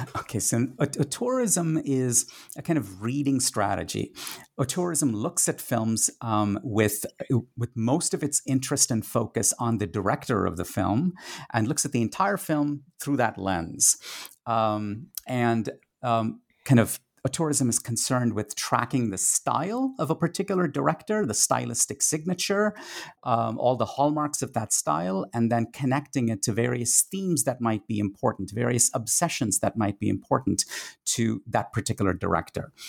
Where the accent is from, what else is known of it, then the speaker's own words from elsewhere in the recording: Kolkata, West Bengal, India; first language Tamil; English is a second language; moved away as an adult; a teenage cinephile growing up in India in the nineteen eighties